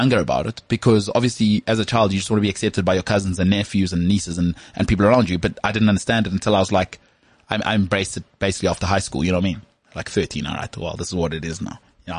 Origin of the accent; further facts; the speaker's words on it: Johannesburg, Gauteng, South Africa; I grew up in the northern suburbs